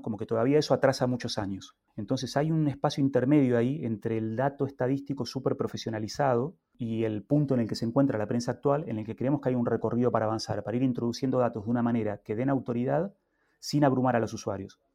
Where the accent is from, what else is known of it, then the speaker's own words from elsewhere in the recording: Argentina; now in Spain; en Argentina, de donde yo vengo